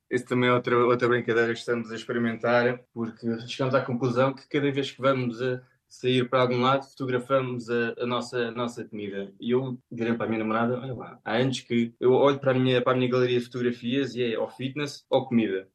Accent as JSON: {"language": "Portuguese", "country": "Portugal", "tie": "born or raised there", "moved": "as an adult", "lives_now": "Germany", "said": "Como cresci em Portugal"}